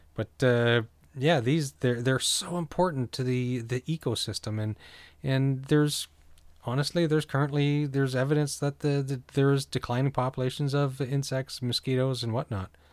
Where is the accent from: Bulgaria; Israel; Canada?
Canada; New Brunswick; now in Ontario, Canada; growing up in New Brunswick, and I'm currently in Ontario